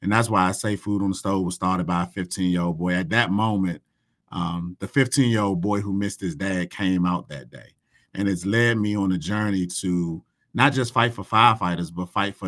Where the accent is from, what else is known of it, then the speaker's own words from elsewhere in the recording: Washington, District of Columbia, United States; a firehouse not too far from where I grew up from in Northeast DC.